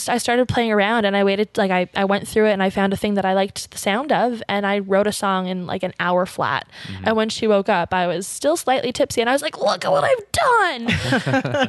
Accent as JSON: {"language": "English", "town": "Ottawa", "region": "Ontario", "country": "Canada", "tie": "born or raised there", "said": "I'm from Ottawa, born and raised"}